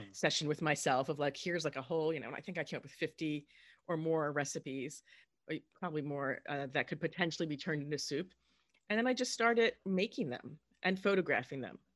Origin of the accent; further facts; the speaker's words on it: Southern New Jersey, United States; I grew up in Southern New Jersey